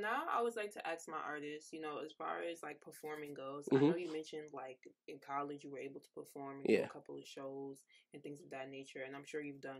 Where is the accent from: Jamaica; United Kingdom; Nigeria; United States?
Jamaica; Like, I've always listened to Afrobeats because, like, I'm Jamaican.